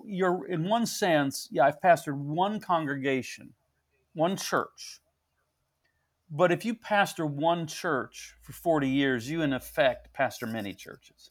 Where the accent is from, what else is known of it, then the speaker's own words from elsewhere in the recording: St. Joseph, Missouri, United States; I'm, I'm in my hometown. I'm, I was born and raised